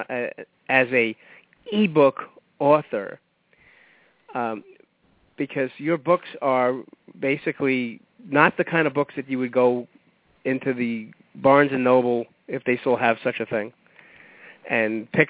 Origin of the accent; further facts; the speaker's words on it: New York City, New York, United States; I grew up in Bayside, Queens